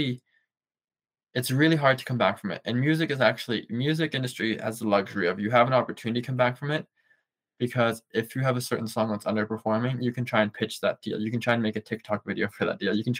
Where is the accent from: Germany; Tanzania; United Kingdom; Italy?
Germany; now in Canada; I grew up in Germany and moved to Canada.